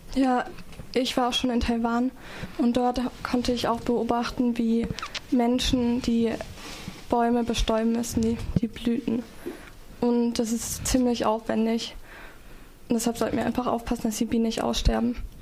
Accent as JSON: {"language": "German", "town": "Emmendingen", "region": "Baden-Württemberg", "country": "Germany", "said": "wir sind aus Emding"}